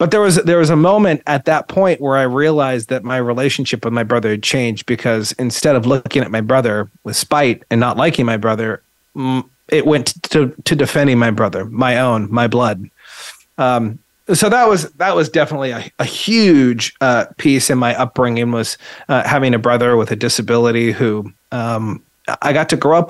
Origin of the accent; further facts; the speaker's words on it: Eugene, Oregon, United States; I grew up in Eugene